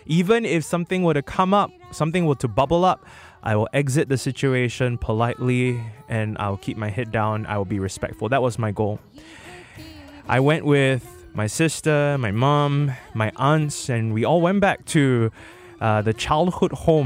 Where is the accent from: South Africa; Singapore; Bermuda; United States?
Singapore; my roots is all the way in Jurong West, where I grew up in my grandmother's house